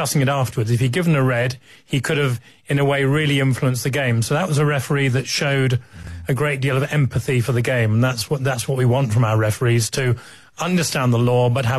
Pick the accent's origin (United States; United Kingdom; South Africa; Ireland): United Kingdom; England; it's not so comfortable being an Englishman